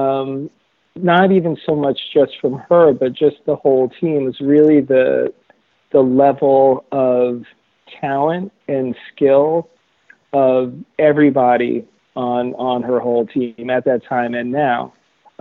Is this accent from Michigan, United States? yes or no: no; New York, United States; we're both from New York.